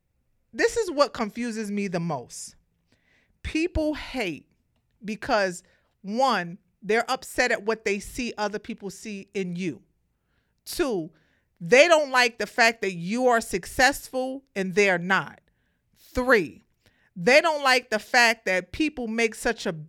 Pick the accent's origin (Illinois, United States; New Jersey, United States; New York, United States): New York, United States; New York City; I'm from Brooklyn. I grew up in the projects